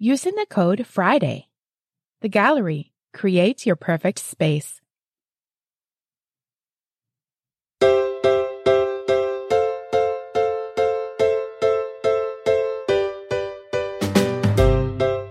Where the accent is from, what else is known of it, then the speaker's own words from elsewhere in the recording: London, Ontario, Canada; here in my hometown of London, Ontario